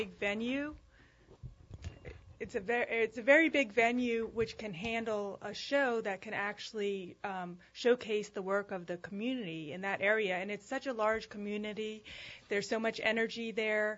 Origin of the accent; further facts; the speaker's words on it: New Orleans, Louisiana, United States; moved away as an adult; From New Orleans, grew up in New Orleans